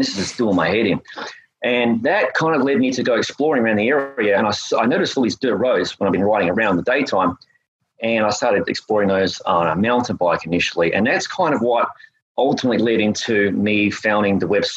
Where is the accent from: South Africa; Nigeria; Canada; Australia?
Australia; moved away as an adult; also born or lived in North Florida, United States; now in United States; I'm originally from Australia. I moved to the United States around about 1998.